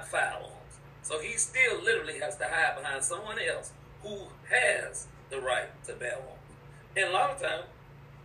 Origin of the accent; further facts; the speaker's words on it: United States; I'm born American